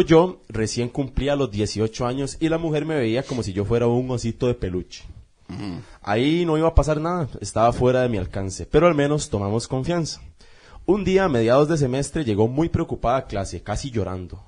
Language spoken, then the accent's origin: Spanish; Costa Rica; somos más ticos que el gallo pinto